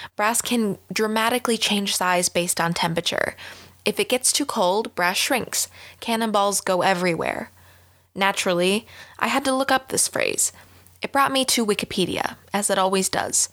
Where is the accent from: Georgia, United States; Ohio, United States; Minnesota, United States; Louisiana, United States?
Minnesota, United States; as a Minnesotan